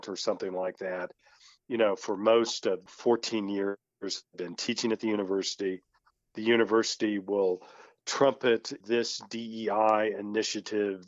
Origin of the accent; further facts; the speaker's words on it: Tulsa, Oklahoma, United States; moved away as an adult; also born or lived in Portland, Oregon; I'm a native Tulsan. I'm not ashamed of the fact that I'm from Tulsa